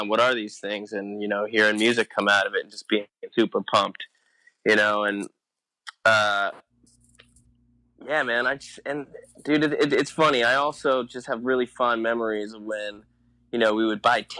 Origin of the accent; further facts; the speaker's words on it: New Jersey, United States; I grew up in New Jersey